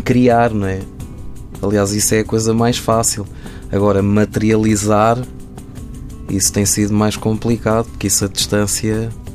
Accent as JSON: {"language": "Portuguese", "region": "Lisbon", "country": "Portugal", "moved": "as an adult", "lives_now": "Brazil", "said": "Lisboa, eu sou Lisboeta"}